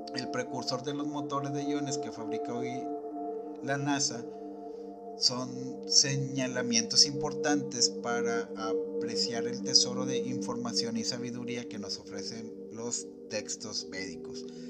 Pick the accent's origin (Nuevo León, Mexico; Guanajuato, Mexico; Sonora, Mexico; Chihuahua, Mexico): Nuevo León, Mexico; Monterrey; en la ciudad de Monterrey, de donde yo soy originario y donde radico también